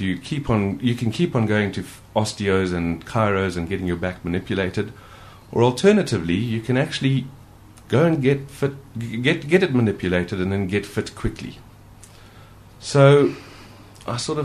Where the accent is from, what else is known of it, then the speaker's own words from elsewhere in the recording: Zimbabwe; now in United Kingdom; growing up in Africa, I did used to swim for my school